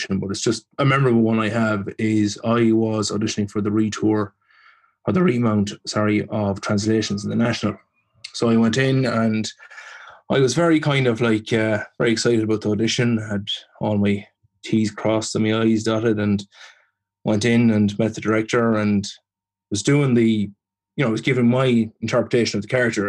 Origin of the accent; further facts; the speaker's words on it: Leitrim, Ireland; moved away as an adult; also born or lived in Manorhamilton / Dublin; I am from Leitrim